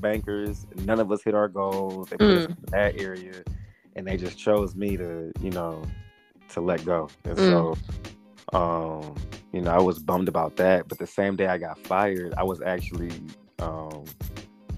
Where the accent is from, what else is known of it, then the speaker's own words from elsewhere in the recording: Lansing, Michigan, United States; moved away as an adult; also born or lived in Ypsilanti, Michigan; now in Atlanta, United States; I ended up moving back home to my hometown, our hometown, Lansing, Michigan